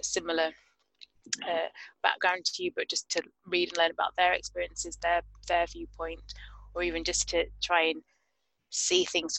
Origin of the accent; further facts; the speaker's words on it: United Kingdom; I'm British Ghanaian, so I was born here, both my parents from Ghana